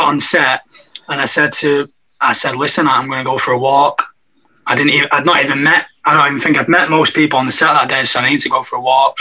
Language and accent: English; Manchester, North West England, United Kingdom; growing up in Manchester